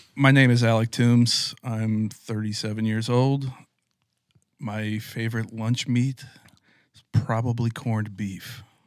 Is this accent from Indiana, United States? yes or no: yes; West Lafayette, Indiana, United States; growing up in West Lafayette, Indiana